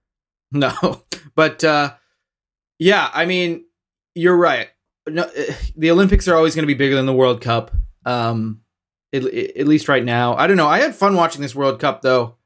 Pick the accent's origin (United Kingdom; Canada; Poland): Canada; as Canadian fans